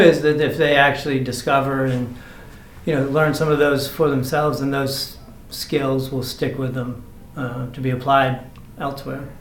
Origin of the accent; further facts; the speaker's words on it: Maine, United States; now in Georgia, United States; I grew up in Maine on a chicken farm